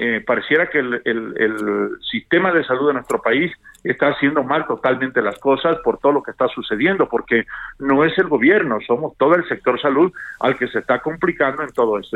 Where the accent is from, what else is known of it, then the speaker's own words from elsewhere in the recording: Mexico; todos somos mexicanos, todos somos México